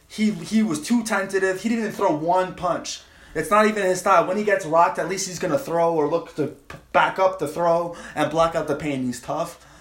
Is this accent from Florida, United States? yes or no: no; Long Island, New York, United States; also born or lived in Manhattan; I was born in Manhattan in a hospital, but they took me home in Long Island